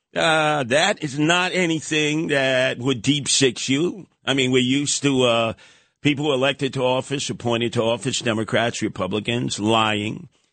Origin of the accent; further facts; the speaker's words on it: New York City, New York, United States; A few blocks from where I was born and raised in Canarsie